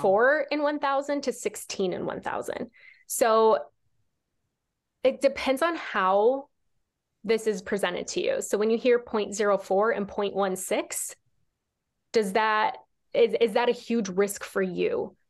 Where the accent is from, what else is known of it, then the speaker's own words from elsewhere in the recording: Nebraska, United States; I grew up in Nebraska